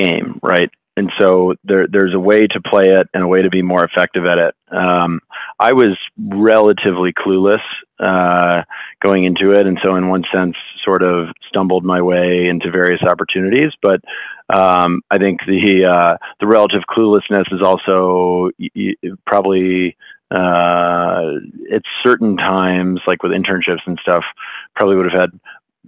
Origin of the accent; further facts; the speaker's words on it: Greenwich, Connecticut, United States; I grew up in Greenwich, Connecticut, which is a, you know, reasonably finance heavy town.